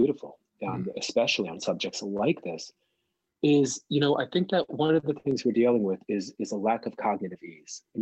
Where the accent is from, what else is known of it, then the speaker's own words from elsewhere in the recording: New Jersey, United States; I grew up in New Jersey